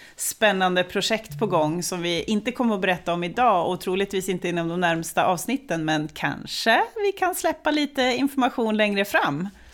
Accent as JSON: {"language": "Swedish", "town": "Östersund", "region": "Jämtland", "country": "Sweden", "tie": "born or raised there", "said": "jag är ju född och uppvuxen i Jämtland, i Östersund"}